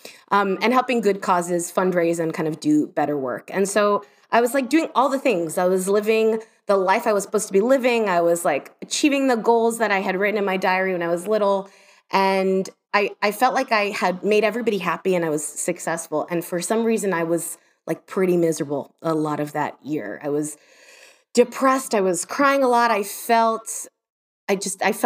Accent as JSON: {"language": "English", "town": "Miami", "region": "Florida", "country": "United States", "tie": "born or raised there", "also_born_or_lived": "New York / London", "moved": "as an adult", "lives_now": "Scotland, United Kingdom", "said": "I grew up in Miami"}